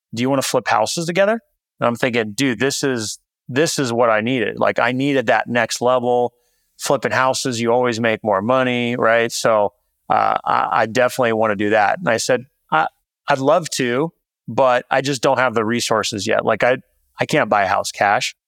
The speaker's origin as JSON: {"language": "English", "town": "Visalia", "region": "California", "country": "United States", "tie": "born or raised there", "also_born_or_lived": "San Francisco", "moved": "as an adult", "said": "my hometown, Central California, little town called Visalia"}